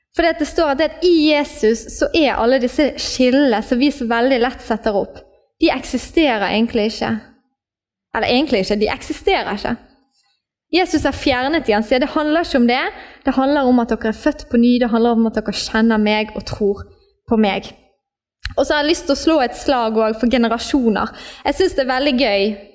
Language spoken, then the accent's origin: Norwegian; Norway; Vi ble født i Norge, og vi ble norske statsborgere